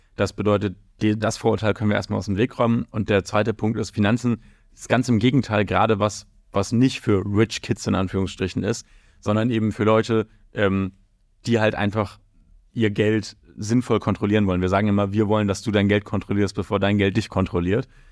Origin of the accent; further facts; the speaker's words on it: Hamburg, Germany; moved away as an adult; now in London, United Kingdom; ich komme ganz ursprünglich aus Hamburg, der objektiv schönsten Stadt der Welt